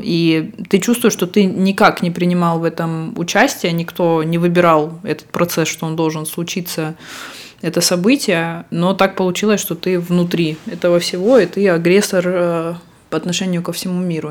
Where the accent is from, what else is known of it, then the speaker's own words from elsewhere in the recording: Russia; now in Barcelona, Spain; мы оба из России